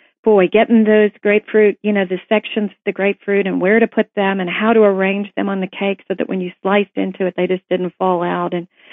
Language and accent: English; Tennessee, United States; I was not raised on it growing up in Tennessee